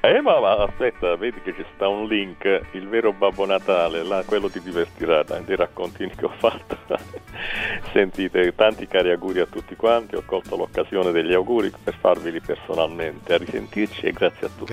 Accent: Southern Italy, Italy; io che sono terrone

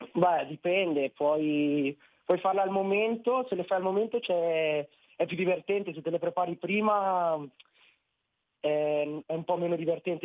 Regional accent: Nerviano, Lombardy, Italy; Nerviano, provincia di Milano

